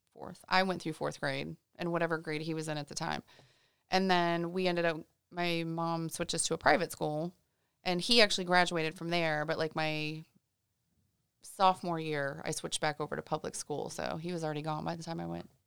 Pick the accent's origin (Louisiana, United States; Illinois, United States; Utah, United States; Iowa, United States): Illinois, United States; moved away as an adult; also born or lived in Saint Louis, Missouri / Houston, Texas; now in Orlando, United States; I was born in Saint Louis, and then we moved to Houston for about four years or so, and then up to Illinois, and that's pretty much where I grew up